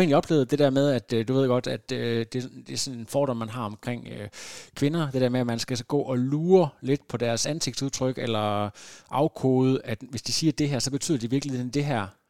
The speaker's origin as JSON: {"language": "Danish", "town": "Lem", "region": "Central Denmark Region", "country": "Denmark", "tie": "born or raised there", "said": "som barn på Lem Stationsskole øh, i, i det mørke Vestjylland"}